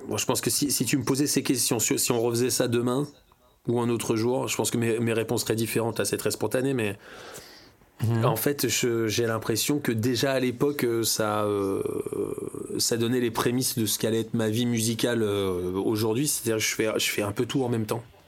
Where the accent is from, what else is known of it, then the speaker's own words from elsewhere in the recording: Serrières, Auvergne-Rhône-Alpes, France; also born or lived in Springfield, Virginia, United States / Washington, United States; chez nous à Serrières